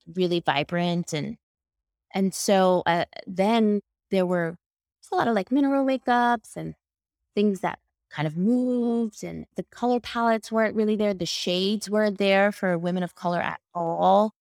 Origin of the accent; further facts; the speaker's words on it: New York, United States; I'm from New York